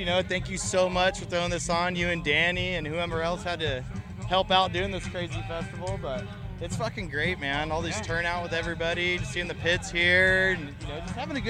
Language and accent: English; California, United States; I know we're from California